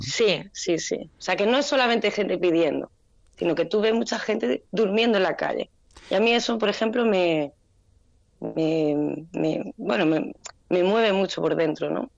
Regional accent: Andalusia, Spain; moved away as an adult; now in Brazil; El de Gata es un homenaje a mi tierra

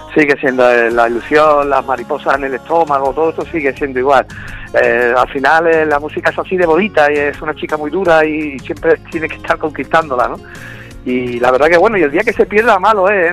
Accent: Málaga, Andalusia, Spain; moved away; por fin me voy a llegar a mi tierra

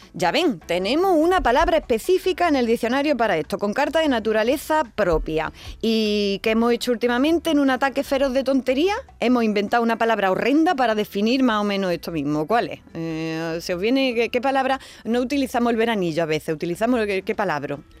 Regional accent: Andalusia, Spain; en mi pueblo por lo menos decimos

